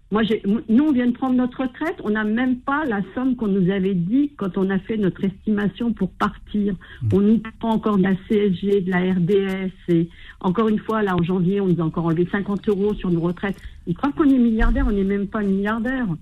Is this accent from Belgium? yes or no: no; France; moi, je suis d'origine algérienne. Hein, je suis malgré que je suis née en France